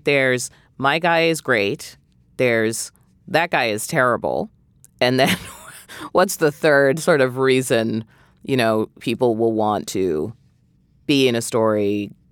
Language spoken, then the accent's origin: English; New England, United States; I'm from New England